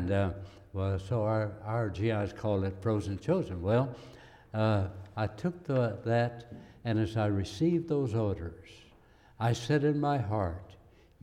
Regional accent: United States; I was born in America.

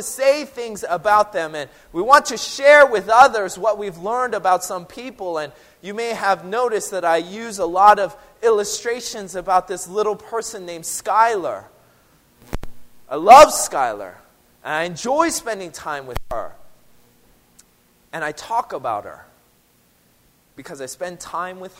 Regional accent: Seattle, Washington, United States; I'm from Seattle, but I didn't grow up drinking coffee.

